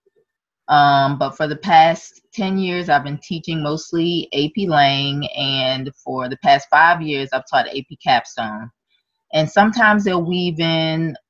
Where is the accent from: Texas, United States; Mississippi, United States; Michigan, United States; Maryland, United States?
Maryland, United States; I have been born and raised in Maryland